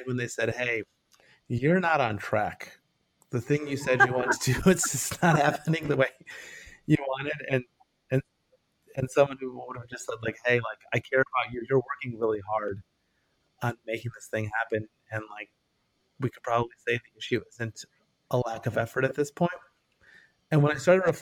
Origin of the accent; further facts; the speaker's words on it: northern suburbs of Detroit, Michigan, United States; moved away as an adult; now in Bay Area, United States; I'm originally from Michigan. So I was born in the northern suburbs of Detroit. I lived there until I was 18